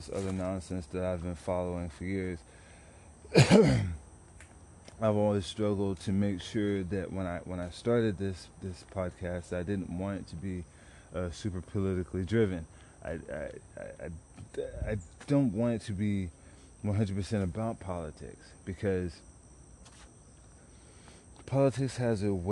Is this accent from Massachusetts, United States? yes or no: no; Dallas, Texas, United States; also born or lived in San Antonio; I grew up in South Dallas, particularly South Oak Cliff back in the day, early 90s